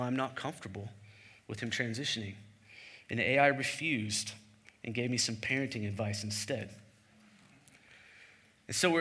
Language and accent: English; the Bible Belt, United States; I grew up in the Bible Belt